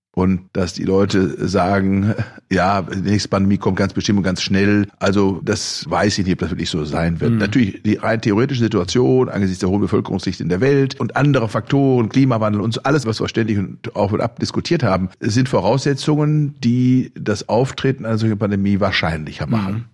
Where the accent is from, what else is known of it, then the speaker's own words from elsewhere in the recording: Germany; bei uns in Deutschland